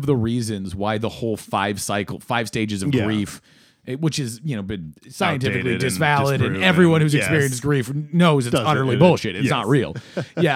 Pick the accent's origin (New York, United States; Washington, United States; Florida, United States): Washington, United States; Seattle; moved away as an adult; I'm from Seattle